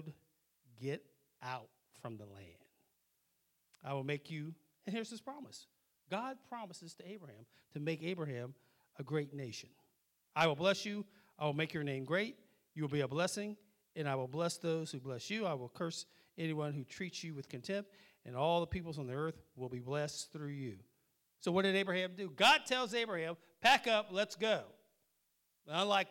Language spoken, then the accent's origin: English; Wilmington, Ohio, United States; also born or lived in New York / Germany; I never heard of Wilmington until I came here as a little kid in 1964